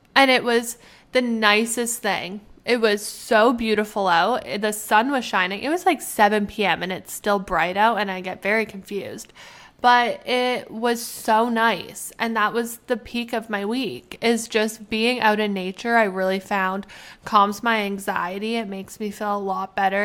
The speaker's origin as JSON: {"language": "English", "country": "Canada", "moved": "yes", "lives_now": "United States", "said": "I am Canadian. I am Canadian."}